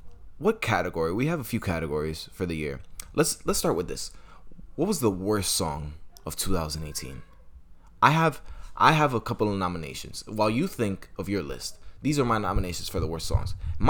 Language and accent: English; New York City, New York, United States; I'm from Manhattan, but I'm from Washington Heights, so I could basically represent anybody who's Latino.